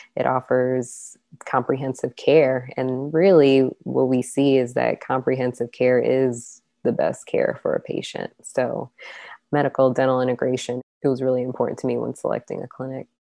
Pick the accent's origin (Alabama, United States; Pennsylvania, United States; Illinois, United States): Illinois, United States; Chicago; moved away as an adult; now in Ottumwa, United States; I'm from Chicago. I'm used to urban um, settings